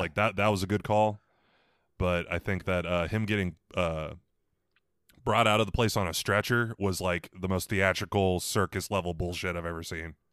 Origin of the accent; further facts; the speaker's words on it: Missouri, United States; I'm from Missouri.